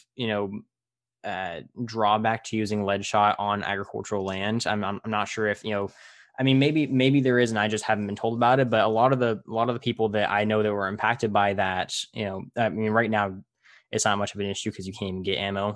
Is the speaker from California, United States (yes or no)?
yes; Tulare, California, United States; my hometown, Tulare